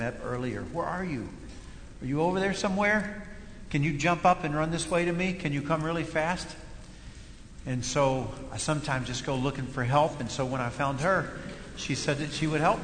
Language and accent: English; Kentucky, United States; first language English; I was raised in Kentucky, a dialect